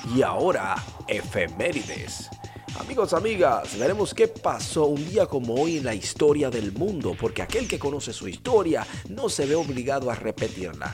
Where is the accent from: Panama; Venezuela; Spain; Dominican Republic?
Dominican Republic; nosotros somos una islita caribeña